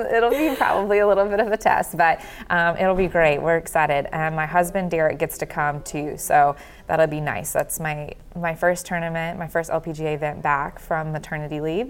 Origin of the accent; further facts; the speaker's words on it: the South, United States; I'm from the South